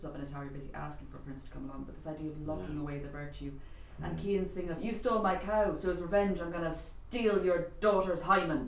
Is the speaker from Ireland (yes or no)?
yes; Dublin, Leinster, Ireland; I'm from Dublin